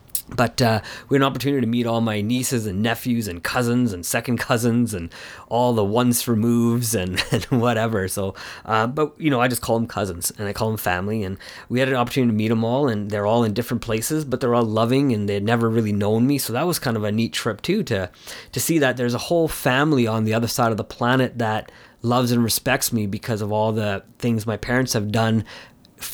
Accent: Canada; I've grown up in Canada at home, but it's very different when you go to the culture

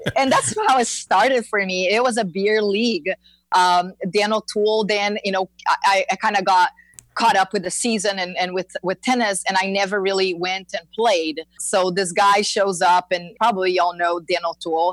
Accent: Brazil; moved away as an adult; now in Florida, United States; I am uh, born and raised in Brazil

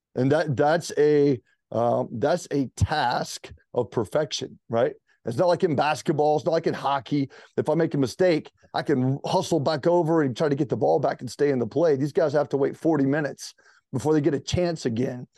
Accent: Greenville, South Carolina, United States; moved away as an adult; also born or lived in Charleston, South Carolina; now in Charlotte, United States; I was from Greenville, South Carolina, the upstate

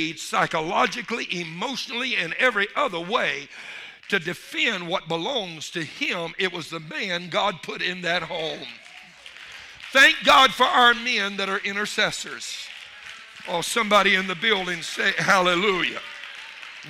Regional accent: Louisiana, United States; I'm from Louisiana

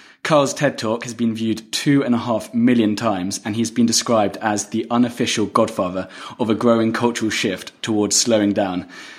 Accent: London, United Kingdom; I'm originally from England. London.

